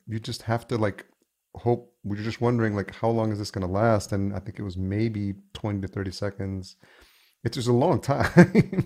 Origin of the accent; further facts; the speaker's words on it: New York, United States; moved away as an adult; also born or lived in Los Angeles, California; now in Minneapolis, United States; I grew up in New York